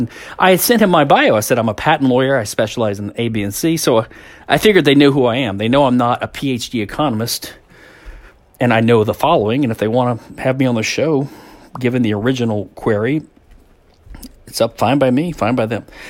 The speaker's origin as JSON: {"language": "English", "region": "Louisiana", "country": "United States", "said": "I'm a hick from Louisiana."}